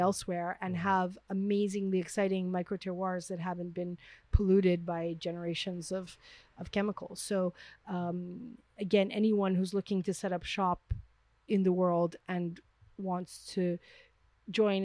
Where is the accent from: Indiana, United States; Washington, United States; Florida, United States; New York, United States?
New York, United States; New York City; moved away as an adult; now in France; I'm from Manhattan